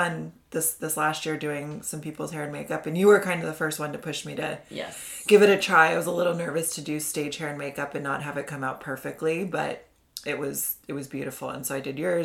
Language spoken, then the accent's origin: English; Indiana, United States; moved away; I'm from Indiana. I've moved around a bit, but that's where I mostly did my growing up years, my schooling and all that.